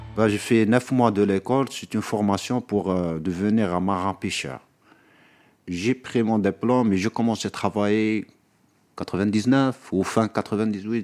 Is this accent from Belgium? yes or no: no; Béni Saf, Aïn Témouchent Province, Algeria; moved away as an adult; now in Paris, France; je suis algérien d'origine, j'ai grandi en Algérie, dans une province qui s'appelle Binissaf